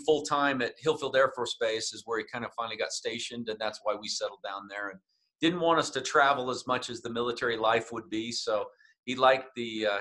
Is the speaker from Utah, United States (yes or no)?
yes; Layton, Utah, United States; I grew up in a town called Layton, Utah. So here in Utah, it was a farm town, grew up out on the farm.